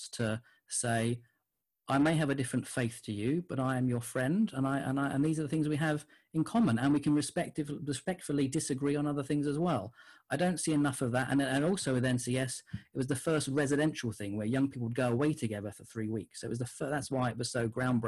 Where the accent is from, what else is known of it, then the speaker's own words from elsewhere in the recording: Gants Hill, London, United Kingdom; And when I grew up in Gants Hill, my next door neighbours was a Muslim family